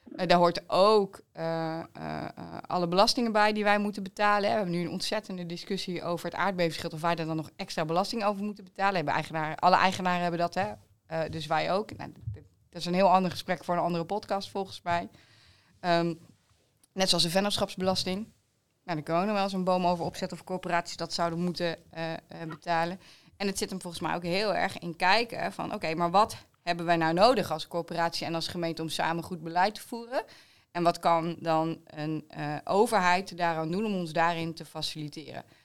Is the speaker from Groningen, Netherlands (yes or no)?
yes; East Groningen, Netherlands; also born or lived in The Hague; ik kom natuurlijk uit Oost-Groningen, dus ik hou van het open landschap